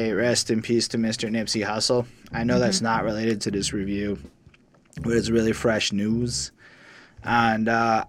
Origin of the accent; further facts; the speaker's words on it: Montreal, Quebec, Canada; we come from Montreal, Quebec